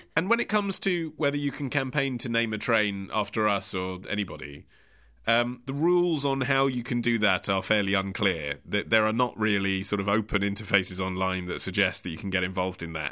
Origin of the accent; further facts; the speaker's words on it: United Kingdom; my instinct as a British man